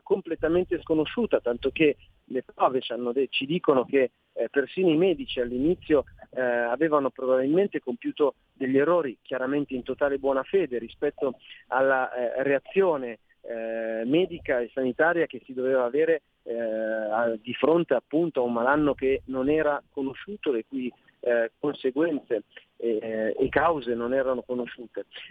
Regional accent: Milan, Lombardy, Italy; da milanese in quanto eletto a Milano, da milanese in quanto cittadino milanese

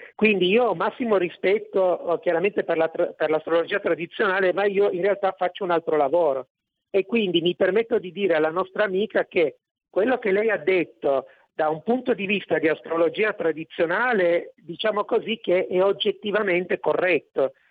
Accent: Italy

